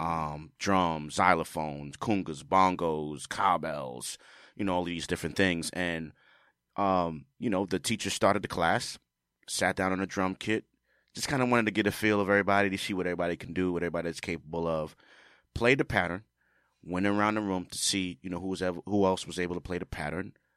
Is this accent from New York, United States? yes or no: yes; New York City, New York, United States; I'm from the Bronx.